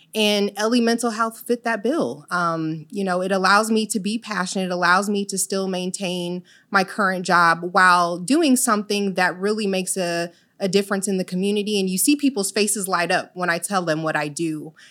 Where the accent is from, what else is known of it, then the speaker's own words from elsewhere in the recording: Illinois, United States; moved away as an adult; also born or lived in Virgin Islands; I'm originally from Illinois. However, my parents are Jamaican.